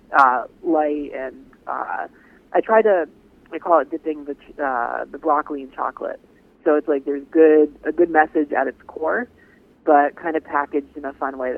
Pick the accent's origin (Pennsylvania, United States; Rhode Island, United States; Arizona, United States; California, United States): Rhode Island, United States; I grew up in New England, in Rhode Island, actually